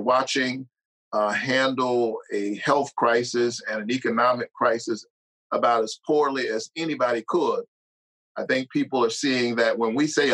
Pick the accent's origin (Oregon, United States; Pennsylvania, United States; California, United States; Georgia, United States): Georgia, United States; Savannah; I'm a Georgia boy. I grew up, was born and raised in Savannah, Georgia, in public housing